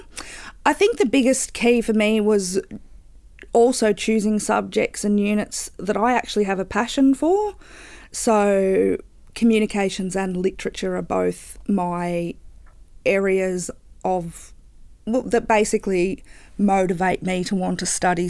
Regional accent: Bendigo, Victoria, Australia; also born or lived in Geelong; I'm originally from Bendigo

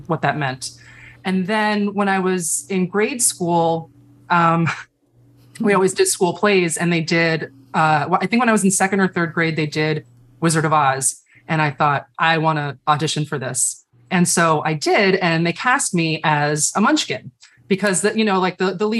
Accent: Chicago, Illinois, United States; moved away as an adult; now in New York, United States; I'm actually from Chicago

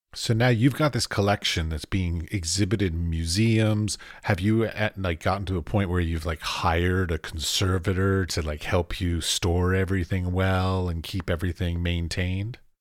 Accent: United States; I come from America

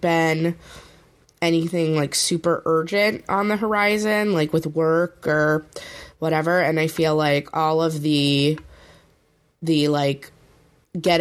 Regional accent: Arizona, United States; moved away; also born or lived in New Orleans; I grew up in Arizona

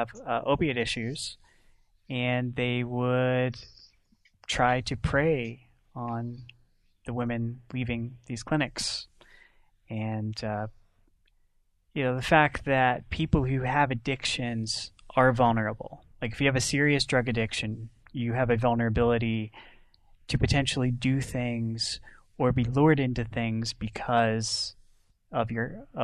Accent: Northwestern Pennsylvania, United States; I'm also from Pennsylvania, Northwestern Pennsylvania

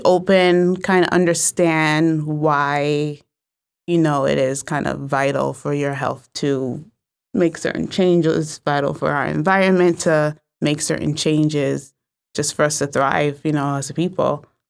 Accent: New Haven, Connecticut, United States; I'm from New Haven, mm-hmm. so I was born and raised here

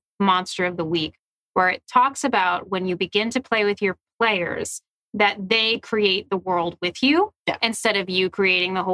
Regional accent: Philadelphia, Pennsylvania, United States; I'm from Philly

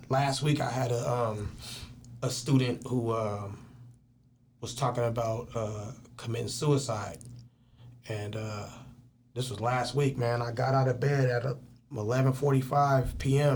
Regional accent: Richmond, California, United States; also born or lived in East Palo Alto, California; I was born in East Palo Alto and raised in Richmond

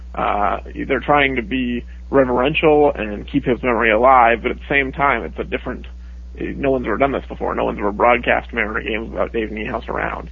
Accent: Seattle, Washington, United States; growing up in Seattle

